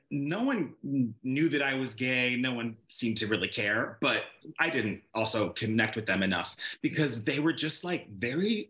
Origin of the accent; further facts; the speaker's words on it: Chicago, Illinois, United States; now in Los Angeles, United States; growing up in Chicago, I grew up in like white suburbs